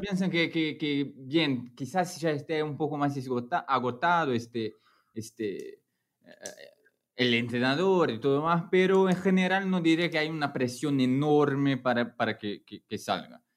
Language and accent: Spanish; Brazil; Spanish is a second language